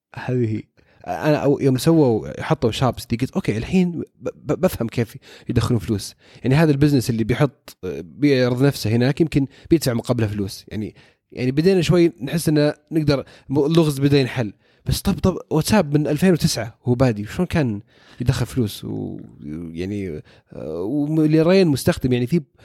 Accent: Saudi Arabia; عندنا في السعودية

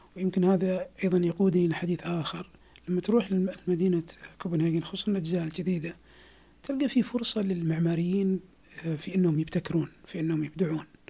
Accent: Saudi Arabia; عندنا في السعوديه

